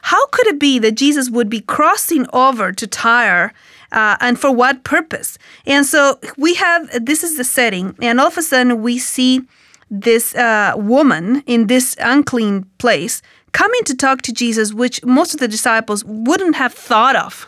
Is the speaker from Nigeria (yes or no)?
no; Argentina; accent: Hispanic; English is a second language; moved away